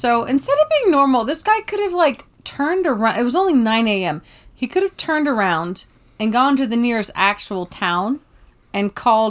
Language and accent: English; the South, United States; Now, I'm from the South, and I have been to many a backwood